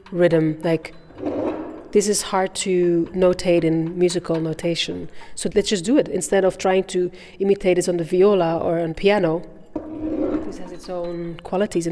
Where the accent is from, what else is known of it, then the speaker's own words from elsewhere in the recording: Bruges, Flanders, Belgium; also born or lived in Rwanda / Brussels; I feel very Belgian. I'm from Bruges. And my childhood memories are all from my life in Belgium.